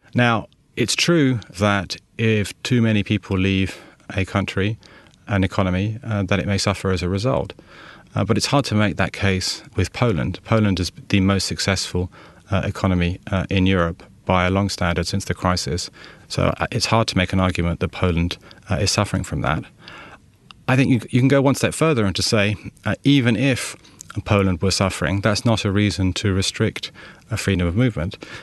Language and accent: English; London, United Kingdom; I was born in London. Uh, my father is French, uh, and my mother is Estonian